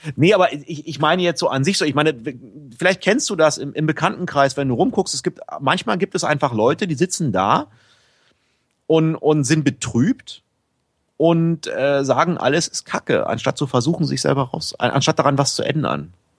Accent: Berlin, Germany; moved away as an adult; now in Bangkok, Thailand; ich komme eigentlich aus Berlin-Pankow

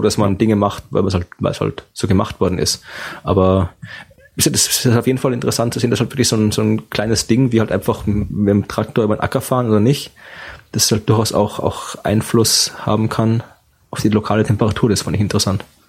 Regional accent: Austria; bin in Österreich aufgewachsen mit einem österreichischen Vater und der deutschen Mutter

